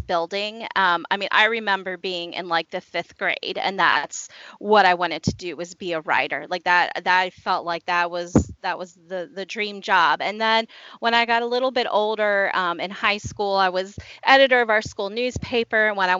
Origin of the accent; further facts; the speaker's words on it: Washington, District of Columbia, United States; moved away as an adult; now in Shenandoah Valley, United States; I grew up in the Washington, D.C. area